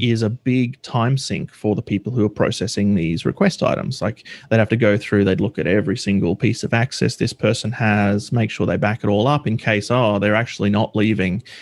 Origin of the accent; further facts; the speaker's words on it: Australia; I'm from Australia